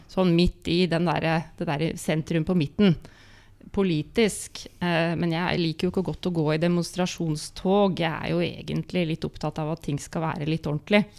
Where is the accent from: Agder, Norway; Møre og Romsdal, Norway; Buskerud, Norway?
Møre og Romsdal, Norway; Molde; da jeg ble født i 72 i Molde